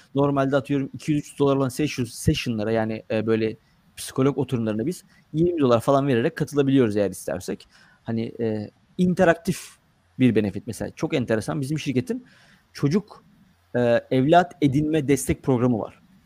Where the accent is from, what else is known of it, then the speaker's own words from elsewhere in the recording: Gelibolu, Çanakkale, Turkey; moved away as an adult; now in United States; dördüncü sınıftan itibaren Lise sona kadar Gelibolu'da yaşadım. Çanakkale Gelibolu'da. Dolayısıyla orada doğup büyümedim